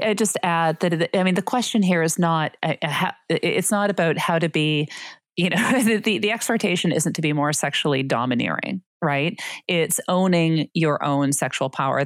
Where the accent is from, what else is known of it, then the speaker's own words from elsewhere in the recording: Canada; I'm Canadian